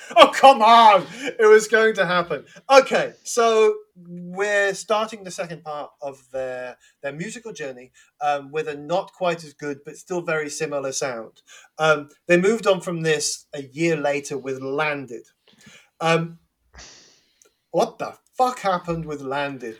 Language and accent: English; London, United Kingdom; accent: Cockney; I, have been accused of being over Cockney on my on my greetings